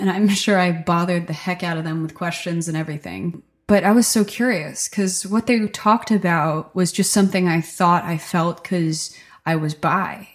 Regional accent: Stockton, New Jersey, United States; now in Nashville, United States; I grew up in Stockton, New Jersey. It's a really small rural town on the Delaware River.

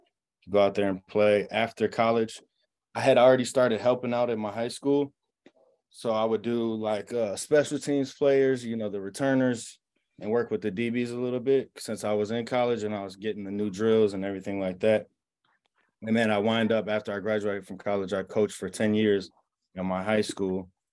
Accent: Chicago, Illinois, United States; moved away as an adult; also born or lived in Ohio; now in Las Vegas, United States; I grew up in Chicago. I played in the Chicago Catholic League.

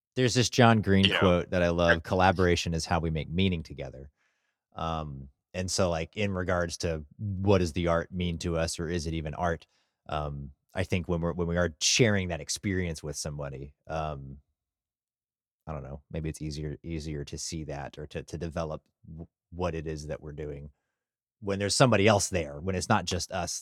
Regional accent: Burleson, Texas, United States; growing up in Burleson

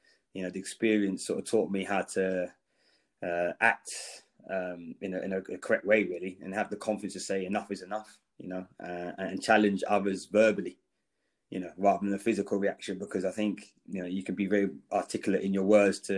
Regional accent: London, United Kingdom; I think growing up in London, I think, there definitely is probably, the percentage of blacks are higher.

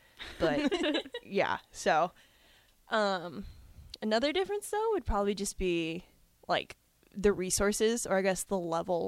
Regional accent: Tracy, California, United States; moved away as an adult; also born or lived in Boise, Idaho; now in Nebraska, United States; I'm from California, Northern California, Tracy, the Valley, the 209, as they like to call it. Yeah, so I grew up in California

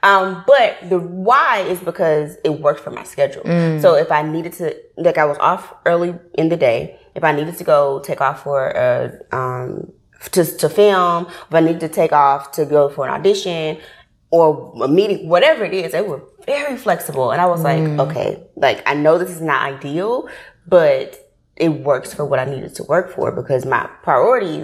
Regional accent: Memphis, Tennessee, United States; accent: country; moved away as an adult; now in Atlanta, United States; when I grew up in Memphis. I'm from Memphis, Tennessee

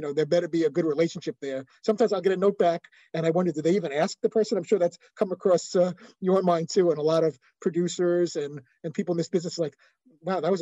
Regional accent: New York City, New York, United States; moved away as an adult; also born or lived in Los Angeles / Bristol, Connecticut; I grew up in Brooklyn

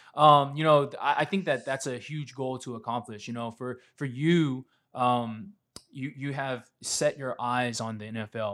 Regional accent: Statesboro, Georgia, United States; I grew up in Statesboro

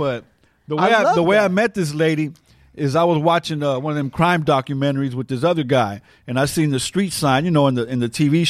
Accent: Santa Monica, California, United States; I'm from Los Angeles. I'm from Santa Monica.

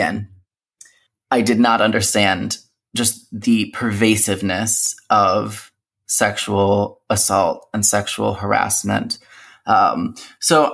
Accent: United States; first language English; growing up in the United States with all those other identities, being a Christian, being able to speak English as my native language

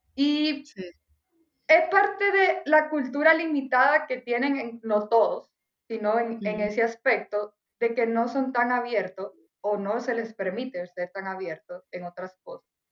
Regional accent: Dominican Republic; moved away as an adult; also born or lived in Cottbus, Germany; now in Germany; soy de República Dominicana, yo me vine por tal y tal razón

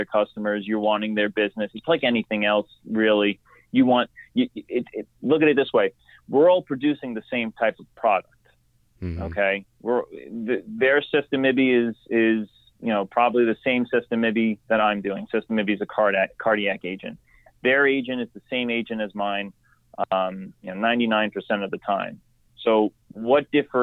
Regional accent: New York, United States; I'm from New York. I'm on Long Island

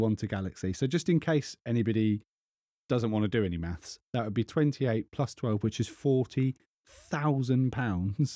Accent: England, United Kingdom; I'm English

